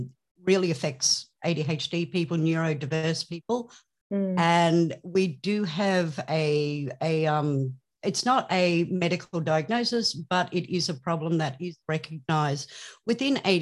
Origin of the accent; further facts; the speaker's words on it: Australia; I am from Australia